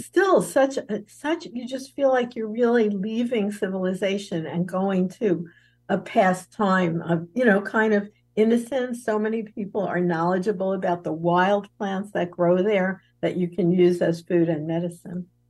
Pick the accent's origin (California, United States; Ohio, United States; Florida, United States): Florida, United States; southern; my hometown right here in southern Florida